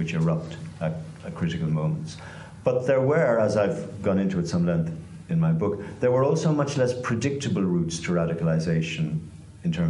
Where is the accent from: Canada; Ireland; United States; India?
Ireland; Waterford, Munster; Waterford, my hometown